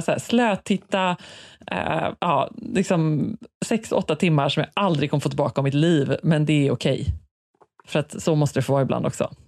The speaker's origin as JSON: {"language": "Swedish", "country": "Sweden", "said": "här hemma i Sverige"}